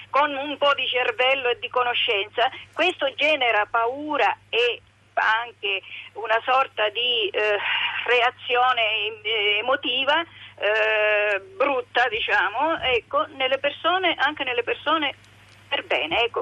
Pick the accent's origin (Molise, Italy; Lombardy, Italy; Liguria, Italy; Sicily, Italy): Sicily, Italy; moved away as an adult; also born or lived in northern Italy; sono siciliana